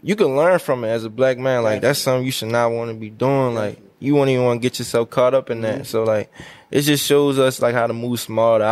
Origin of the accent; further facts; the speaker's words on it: Baltimore, Maryland, United States; I grew up in Northeast Baltimore